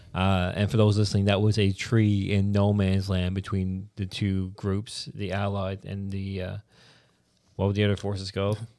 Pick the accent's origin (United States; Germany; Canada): Canada; Newfoundland and Labrador; I'm a Newfoundlander, then I'm a Canadian